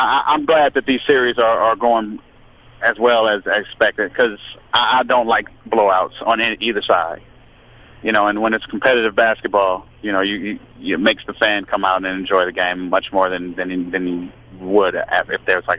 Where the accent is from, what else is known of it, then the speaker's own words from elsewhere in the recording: Oakland, California, United States; now in Atlanta, United States; I'm from real California. I'm from Oakland.